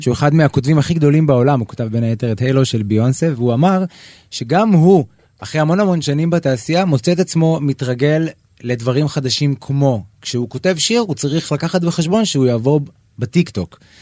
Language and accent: Hebrew; Israel; אני ישראלי, אני רוצה לגור בישראל